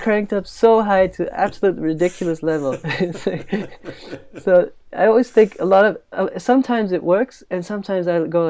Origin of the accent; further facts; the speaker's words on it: Netherlands; I think often in the Netherlands, people don't know I'm from the Netherlands. But I think in the US, they know I'm from somewhere else.